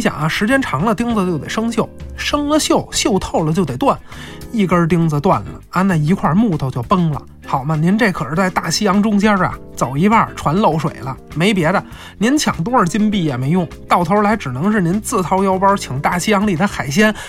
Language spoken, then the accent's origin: Chinese; China; 其实它体现的是我们中国人自然和谐共处的这样一种世界观。